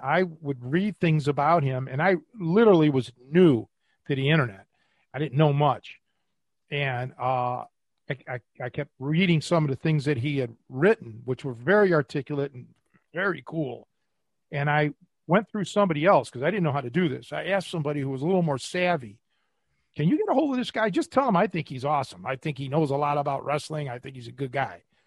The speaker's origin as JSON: {"language": "English", "town": "Cleveland", "region": "Ohio", "country": "United States", "tie": "born or raised there", "said": "growing up in Cleveland"}